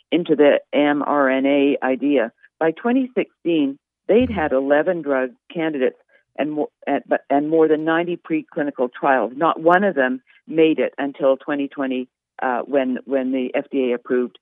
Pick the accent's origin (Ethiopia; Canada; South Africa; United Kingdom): Canada; now in United States; I'm from Canada